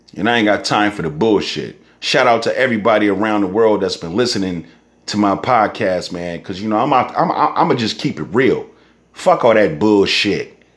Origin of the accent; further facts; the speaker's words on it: Northern California, United States; I'm from Northern California